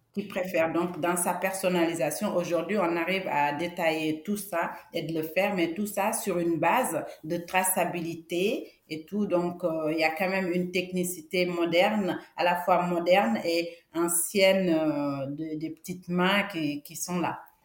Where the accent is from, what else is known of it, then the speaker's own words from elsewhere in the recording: Senegal; now in France; je suis née en Afrique, je suis sénégalaise, d'origine du Sénégal. Et au Sénégal, il y a un parfum que mettait mon grand-père